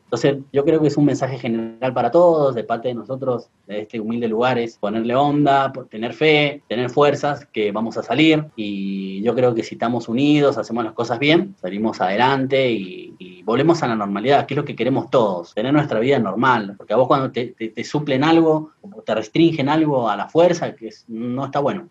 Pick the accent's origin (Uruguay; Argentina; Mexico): Argentina; now in Moquegua, Peru; en mi país, en Argentina